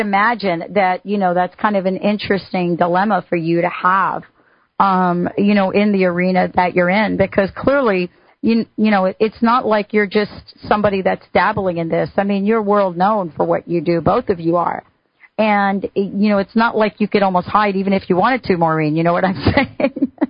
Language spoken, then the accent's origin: English; East Coast, United States; moved away; I grew up on the East Coast